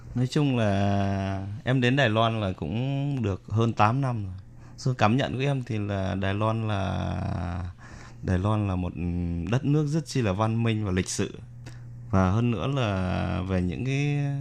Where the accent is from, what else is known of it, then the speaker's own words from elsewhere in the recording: Vietnam; now in Taiwan; những người con Việt Nam mà xa quê hương mình